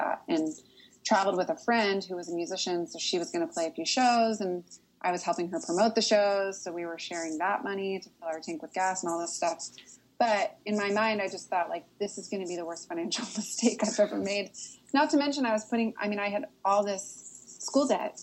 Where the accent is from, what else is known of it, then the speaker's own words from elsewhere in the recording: Portland, Oregon, United States; now in Nashville, United States; I grew up in Portland